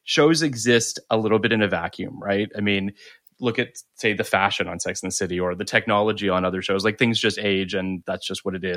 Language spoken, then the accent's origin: English; Canada; moved away; also born or lived in Toronto; I was living in Toronto at the time. So just to, I'm Canadian